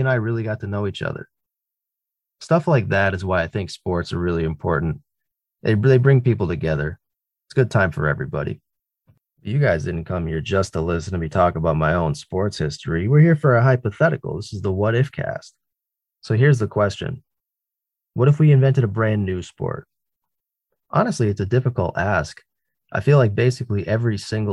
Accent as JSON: {"language": "English", "region": "East Coast of the United States", "country": "United States", "tie": "born or raised there", "said": "I grew up on the East Coast of the United States."}